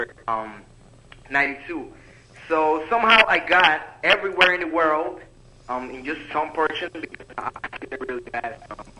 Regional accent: Dominican Republic; also born or lived in Freehold, United States; I'm from Dominican Republic. I'm currently living here, but I come and go to the United States.

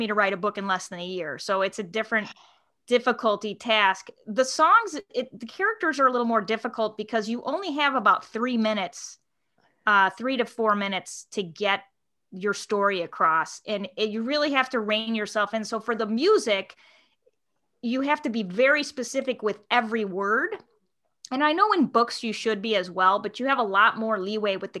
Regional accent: Chicago, Illinois, United States; I'm from Chicago

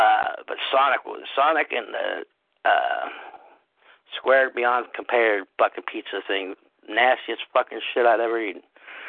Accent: San Francisco, California, United States; moved away; I'm from San Francisco.

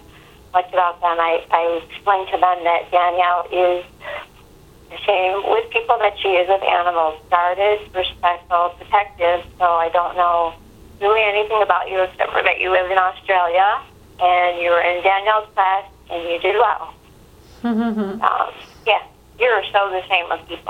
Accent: Chicago, Illinois, United States; also born or lived in New York; I'm from Chicago, so so, and I used to live in New York

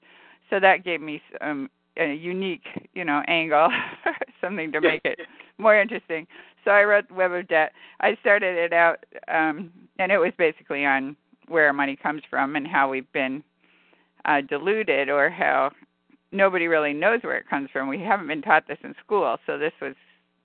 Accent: California, United States; I'm from California

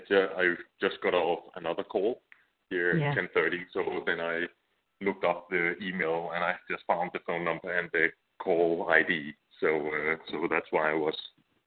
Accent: Denmark; accent: Danish; English is a second language; But I would say I have absolutely a Danish dialect.

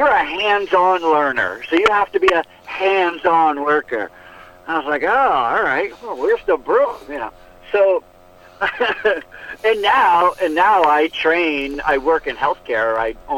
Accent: United States

